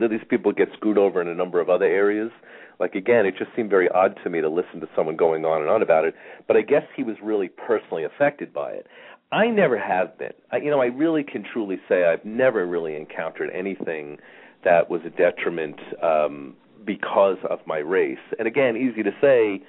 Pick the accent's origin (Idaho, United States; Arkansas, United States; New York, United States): New York, United States; Long Island; moved away; I grew up on Long Island